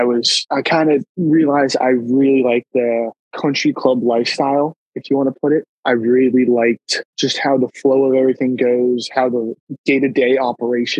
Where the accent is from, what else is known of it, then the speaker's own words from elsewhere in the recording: Plymouth, Massachusetts, United States; moved away; I'm from Plymouth, Massachusetts, South Shore, right in front of Cape Cod. I grew up just down the street from this public course called Atlantic Golf Club